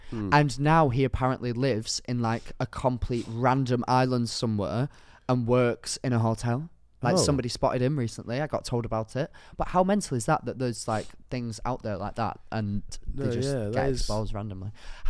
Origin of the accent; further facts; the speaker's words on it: the north of England, United Kingdom; accent: Northern; I don't like how you tried to do my accent then and it was actually very offensive. Didn't enjoy that. Northern community, I think cancelled.